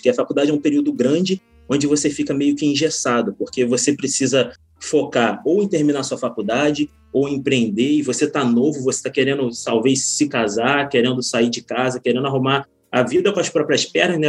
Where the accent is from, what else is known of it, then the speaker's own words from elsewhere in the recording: Magé, Rio de Janeiro, Brazil; now in Niterói, Brazil; Eu nasci numa cidade interior, na Baixada Fluminense, Magé, não sei quantos conhecem, mas é uma baixada, é uma cidadezinha bem pequena. E minha vida em empreendedorismo começou exatamente lá.